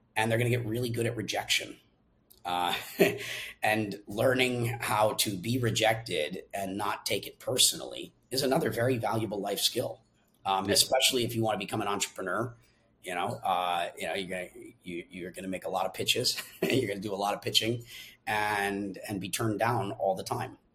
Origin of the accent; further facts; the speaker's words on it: Minnesota, United States; I'm originally from Minnesota